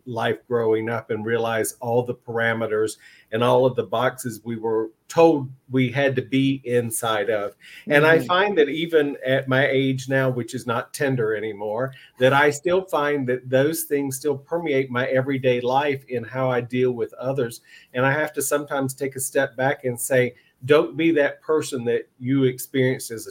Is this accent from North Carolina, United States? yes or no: yes; Eastern North Carolina, United States; I grew up in Eastern North Carolina in a Free Will Baptist church.